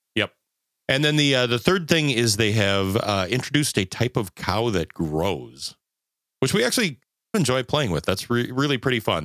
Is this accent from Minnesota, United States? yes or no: yes; southern Minnesota, United States; I'm from southern Minnesota and the Chicago Northwestern went right through my hometown